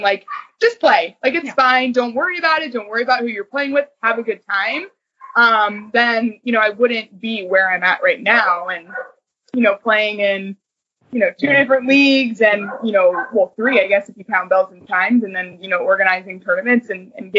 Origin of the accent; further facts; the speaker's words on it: Cleveland, Ohio, United States; now in Columbus, United States; I grew up in Cleveland before I moved to Columbus